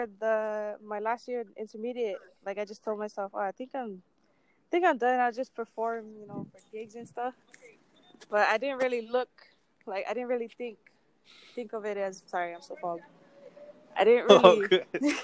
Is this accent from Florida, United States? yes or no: no; Laie, Hawaii, United States; also born or lived in Cook Islands; Growing up in La'ie